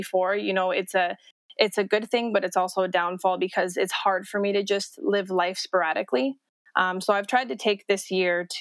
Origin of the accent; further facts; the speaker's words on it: Las Vegas, Nevada, United States; moved away as an adult; also born or lived in Edmonton, Alberta, Canada; now in Calgary, Canada; I was raised in Las Vegas for 10 years